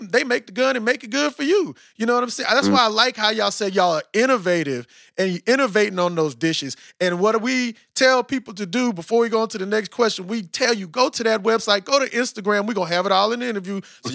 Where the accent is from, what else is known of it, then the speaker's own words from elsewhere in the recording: Austin, Texas, United States; I'm from Austin, Texas, right? Austin, Texas is the home of Whole Foods, right? And and I was born in 78